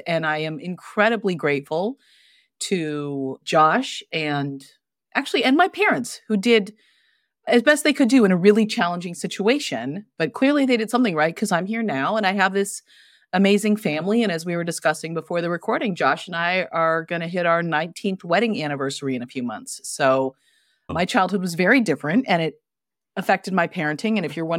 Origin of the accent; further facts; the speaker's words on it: Santa Fe, New Mexico, United States; also born or lived in San Francisco area; I grew up out west, actually. I was born in Santa Fe, New Mexico. And I spent half my childhood in New Mexico and half my childhood right outside San Francisco.